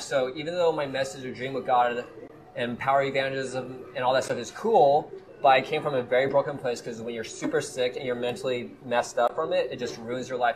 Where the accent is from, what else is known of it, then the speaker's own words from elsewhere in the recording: Kansas City, Missouri, United States; also born or lived in Colorado; I was actually born in Colorado, but I was raised in Kansas City